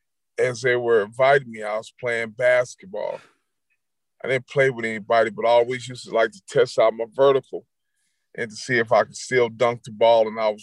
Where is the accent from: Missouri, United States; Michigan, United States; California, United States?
Michigan, United States; Detroit; moved away; also born or lived in Indianapolis, Indiana; I grew up in Detroit